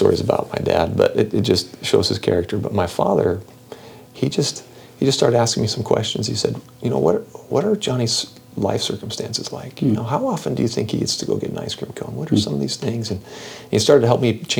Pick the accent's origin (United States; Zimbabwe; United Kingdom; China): United States; Seattle, Washington; I grew up in the Seattle area